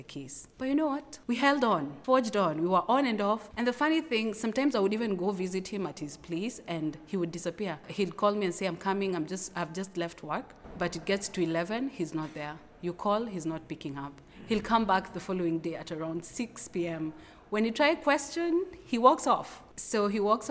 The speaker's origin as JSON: {"language": "English", "region": "Nairobi", "country": "Kenya", "said": "And I'm from Kenya, Nairobi."}